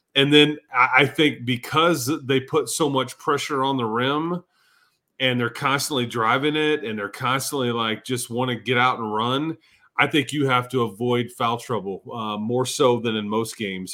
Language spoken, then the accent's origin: English; Fort Worth, Texas, United States; moved away; I'm from Fort Worth